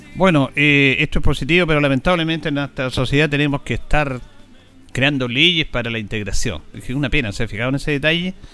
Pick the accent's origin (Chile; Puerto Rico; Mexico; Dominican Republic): Chile; como somos los chilenos